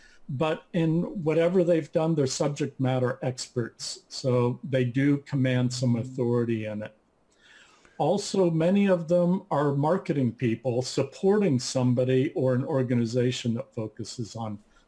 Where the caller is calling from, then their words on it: Napa, California, United States; Thank you, and I'm joining you from Napa, California.